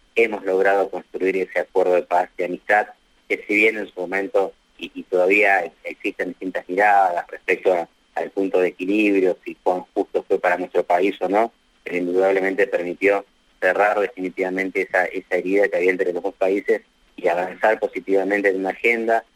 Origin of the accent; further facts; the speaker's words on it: Argentina; nuestra Cancillería Nacional